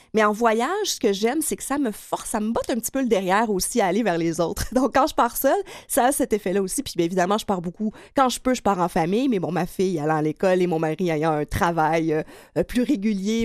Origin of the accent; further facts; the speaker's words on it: Quebec, Canada; accent: gros accent du lac Saint-Jean; mon gros accent du lac Saint-Jean